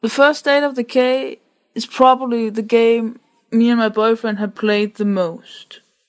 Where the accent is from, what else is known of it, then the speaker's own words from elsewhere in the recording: Denmark; I am from Denmark.